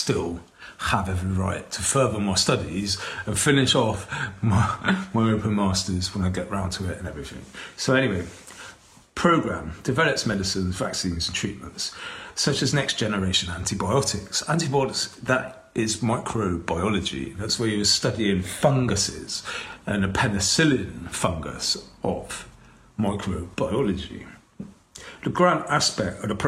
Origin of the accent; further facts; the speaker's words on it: Bath, South West England, United Kingdom; here in my hometown, of Bath City